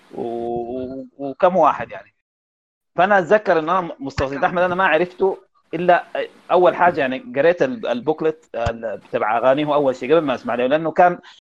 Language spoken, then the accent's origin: Arabic; Sudan; عندنا في السودان